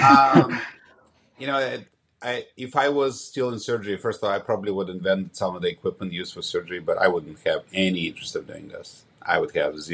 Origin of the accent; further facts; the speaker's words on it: Ukraine; moved away; I was born in Ukraine about 100 miles south of Kiev